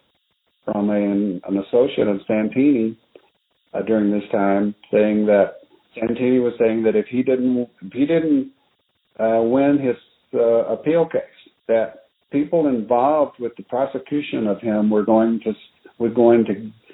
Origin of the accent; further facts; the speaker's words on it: Arkansas, United States; moved away; I was Protestant Baptist from Arkansas.